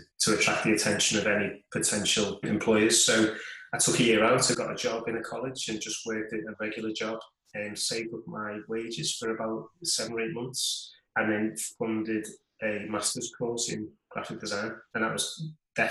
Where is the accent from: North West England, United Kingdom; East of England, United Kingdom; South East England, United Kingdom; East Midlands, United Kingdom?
North West England, United Kingdom; Liverpool; I was born in Liverpool, England, still live there now, and never really moved very far away